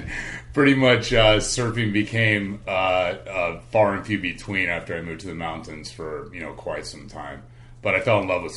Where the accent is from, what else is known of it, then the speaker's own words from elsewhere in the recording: California, United States; Well, I grew up in Southern California, and I grew up surfing pretty much just like every kid